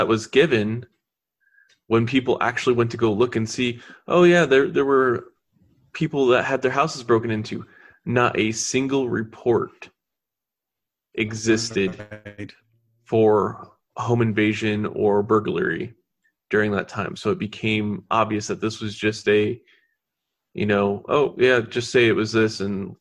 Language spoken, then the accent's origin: English; Michigan, United States; I grew up in Michigan